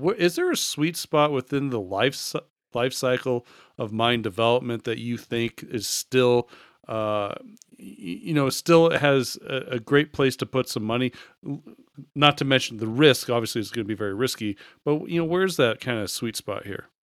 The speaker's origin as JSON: {"language": "English", "country": "United States", "said": "as the American here"}